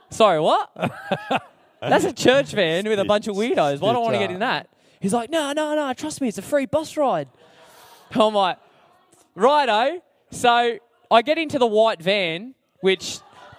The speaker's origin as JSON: {"language": "English", "area": "Hawkesbury", "region": "New South Wales", "country": "Australia", "said": "I'm from the Hawkesbury area"}